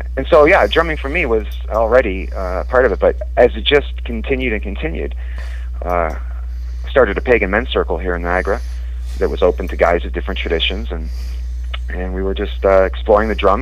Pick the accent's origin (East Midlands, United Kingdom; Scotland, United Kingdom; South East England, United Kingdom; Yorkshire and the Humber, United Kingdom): Scotland, United Kingdom; I was born in Scotland, and my father was a drummer in uh, a Prince of Orange